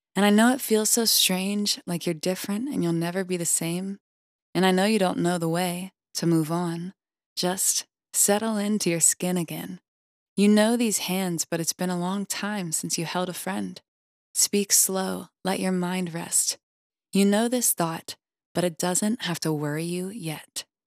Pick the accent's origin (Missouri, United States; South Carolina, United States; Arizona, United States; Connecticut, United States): South Carolina, United States; Greenville; born or raised there